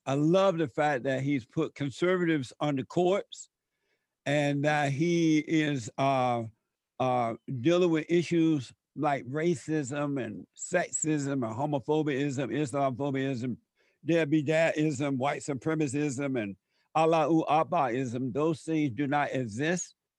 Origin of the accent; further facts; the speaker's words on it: Alabama, United States; growing up in Alabama before the civil rights movement